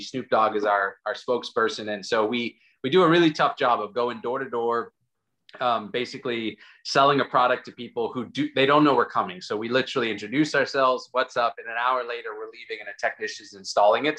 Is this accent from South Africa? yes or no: yes; South Africa; moved away; go back to South Africa where I'm from